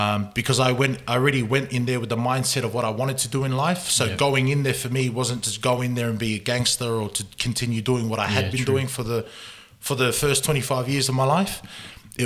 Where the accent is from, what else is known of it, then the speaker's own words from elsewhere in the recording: Sydney, New South Wales, Australia; also born or lived in Gold Coast; I grew up in Sydney, in Mount Druitt, on the west side of Sydney.